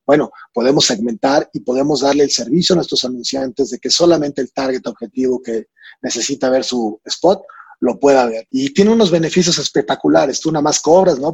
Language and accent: Spanish; Mexico; como mexicanos